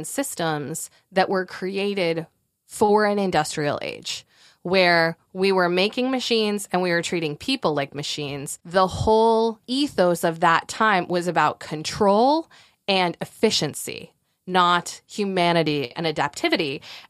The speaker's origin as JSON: {"language": "English", "region": "Northeast", "country": "United States", "lives_now": "Durham, United States", "said": "I am. Durham, North Carolina. We are transplants from the Northeast, and we will never return."}